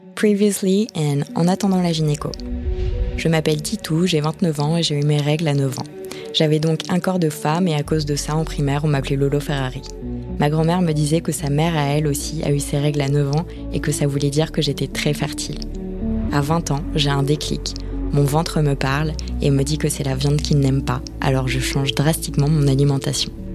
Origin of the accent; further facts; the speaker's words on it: France; quand on est française